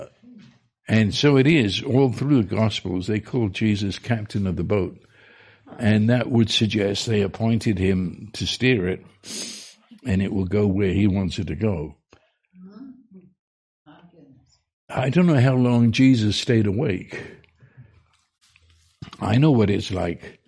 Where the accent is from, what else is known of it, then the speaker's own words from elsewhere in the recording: London, United Kingdom; now in United States; I was raised on the River Thames in London